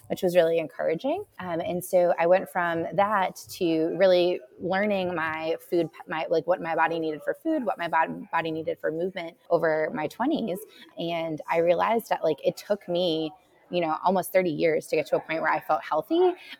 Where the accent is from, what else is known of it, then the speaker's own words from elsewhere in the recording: Massachusetts, United States; now in Asheville, United States; I grew up in Massachusetts